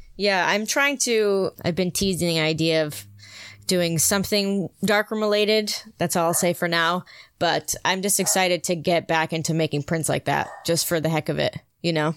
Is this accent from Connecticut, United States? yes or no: yes; Connecticut, United States; moved away as an adult; my dad's a volunteer fireman in my hometown, and before I moved out here